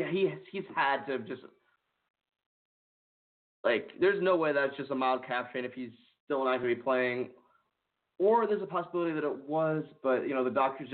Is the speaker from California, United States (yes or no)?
yes; Palo Alto, California, United States; my hometown of Palo Alto